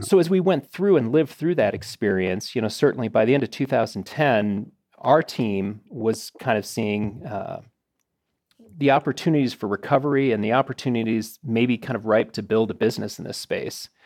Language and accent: English; Arlington Heights, Illinois, United States; I grew up in Arlington Heights, Illinois